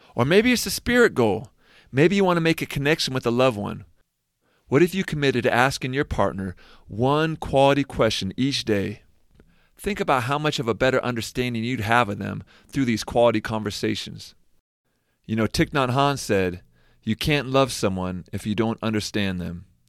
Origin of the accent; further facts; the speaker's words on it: Seattle, Washington, United States; moved away as an adult; I'm from Seattle, I got to stay with my folks when I was back home